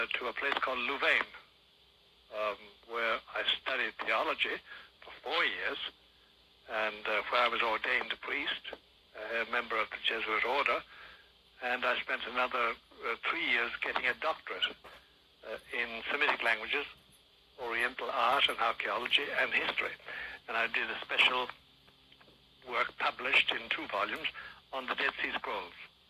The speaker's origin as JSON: {"language": "English", "area": "Kerry", "region": "Munster", "country": "Ireland", "tie": "born or raised there", "moved": "as an adult"}